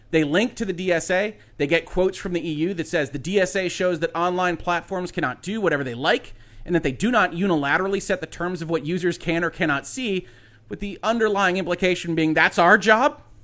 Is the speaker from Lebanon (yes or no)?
no; United States; as an American citizen